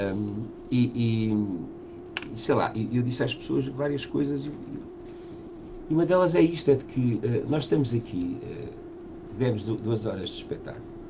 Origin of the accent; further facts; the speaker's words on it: Portugal; nós somos portugueses